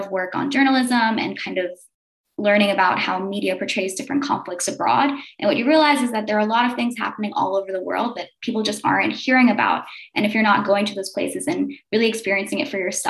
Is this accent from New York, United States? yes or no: yes; New York City, New York, United States; I grew up in Staten Island, New York